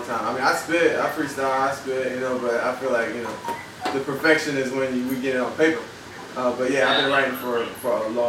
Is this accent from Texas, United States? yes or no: no; Orlando, Florida, United States; I'm from Orlando, Florida. Tangelo Park, born and raised.